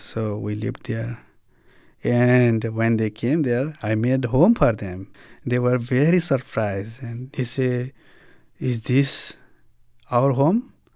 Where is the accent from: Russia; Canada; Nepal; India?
Nepal; moved away as an adult; also born or lived in Bhutan; now in Springfield, United States; I came from Bhutan to Nepal in nineteen ninety-two. I became refugee along with my parents for sixteen years.